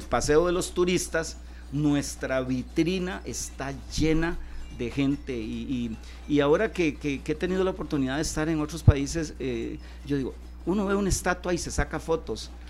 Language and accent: Spanish; Puntarenas, Costa Rica; soy porteño